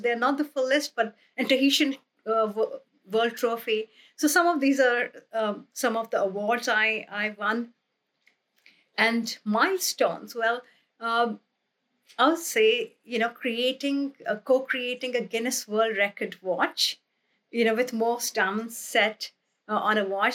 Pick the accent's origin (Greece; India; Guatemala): India; moved away; when I was growing up in India